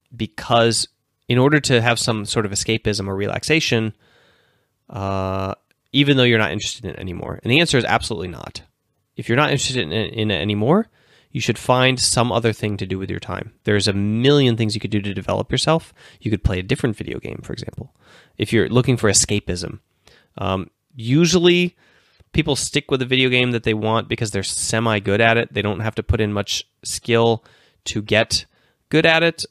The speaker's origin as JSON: {"language": "English", "region": "Minnesota", "country": "United States", "tie": "born or raised there", "also_born_or_lived": "Finland", "moved": "as an adult", "said": "University of Minnesota, my, my home state."}